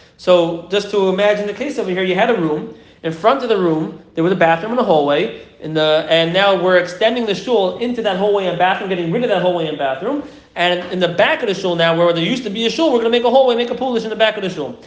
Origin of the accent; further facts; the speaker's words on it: New York City, New York, United States; I'm from Flatbush